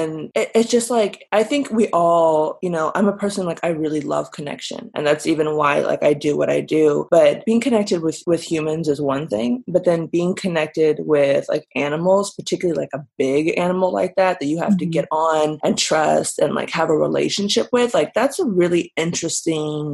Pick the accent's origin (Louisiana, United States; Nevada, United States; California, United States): California, United States; Burbank; I was born and raised in California, Southern California, but I really grew up in Burbank